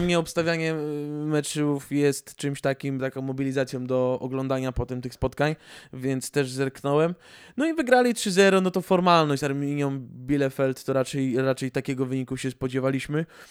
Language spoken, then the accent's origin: Polish; Greater Poland, Poland; z Wielkopolski pochodzę